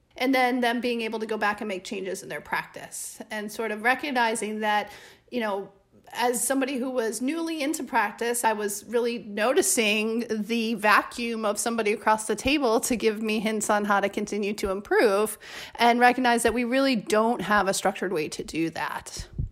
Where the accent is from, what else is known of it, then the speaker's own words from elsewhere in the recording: Chicago, Illinois, United States; now in Madison, United States; I'm originally from Chicago, so moving back to Madison was kind of like coming home